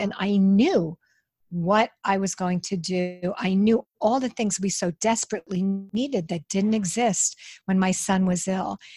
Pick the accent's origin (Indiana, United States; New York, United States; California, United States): New York, United States; I'm from New York.